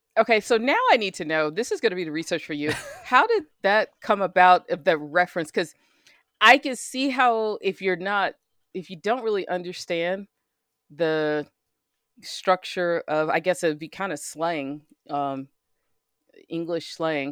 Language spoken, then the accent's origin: English; United States; as an American